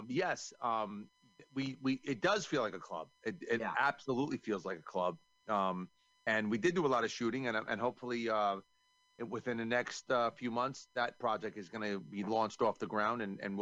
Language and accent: English; New York, United States; I'm from New York